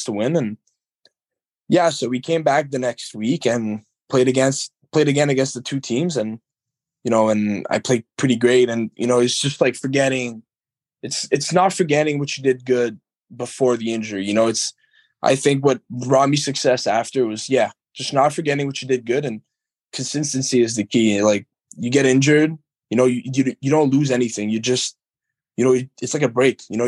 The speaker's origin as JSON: {"language": "English", "town": "Montreal", "region": "Quebec", "country": "Canada", "tie": "born or raised there", "moved": "yes", "lives_now": "Baie-Comeau, Canada", "said": "my hometown's Montreal"}